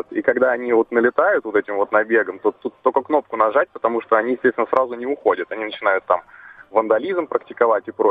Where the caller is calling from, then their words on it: Moscow, Russia; Э, здравствуйте, я из Москвы.